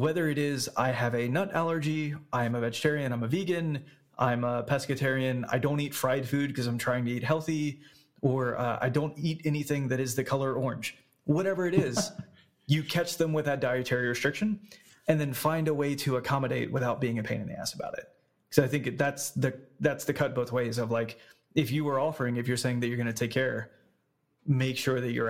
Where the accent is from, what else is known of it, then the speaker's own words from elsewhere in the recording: Louisiana, United States; I'm from Louisiana. I have a Cajun background